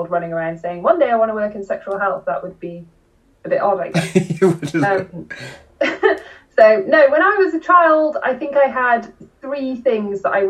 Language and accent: English; Oswestry, West Midlands, United Kingdom; also born or lived in Powys, Wales; I was born in a town called Oswestry, which is just on the England side of the Welsh border, and I grew up on a farm, which is pretty much right on the border between Wales and England, between Shropshire and Powys.